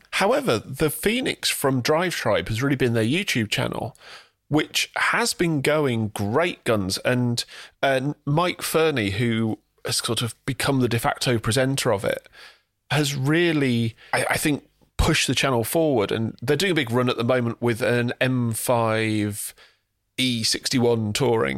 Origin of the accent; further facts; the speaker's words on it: England, United Kingdom; we are British or English